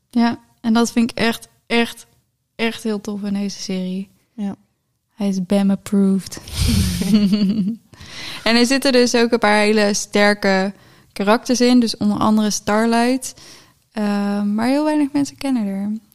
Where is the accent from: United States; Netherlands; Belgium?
Netherlands; near Geffen, North Brabant